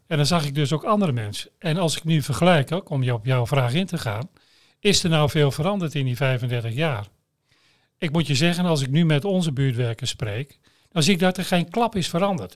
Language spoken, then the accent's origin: Dutch; Veenkoloniën, Netherlands; je redden in de Veenkolonie